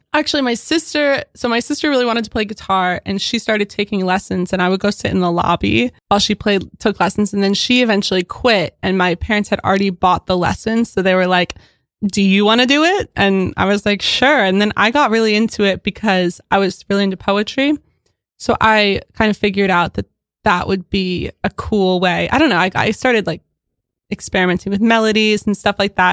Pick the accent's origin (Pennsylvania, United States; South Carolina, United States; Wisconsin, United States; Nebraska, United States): Pennsylvania, United States; Philadelphia; now in Williamsburg, United States; I'm from Philadelphia